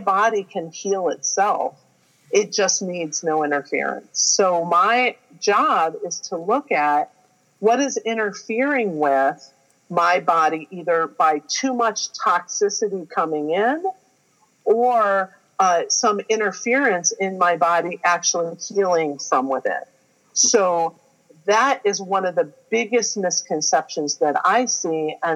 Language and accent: English; Ohio, United States; I'm a girl from Ohio